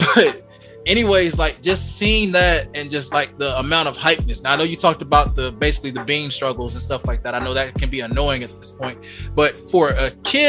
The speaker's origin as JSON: {"language": "English", "region": "Georgia", "country": "United States", "tie": "born or raised there", "said": "I'm from Georgia. I don't know where you guys all are from around the world, but I lived in the countryside of Georgia"}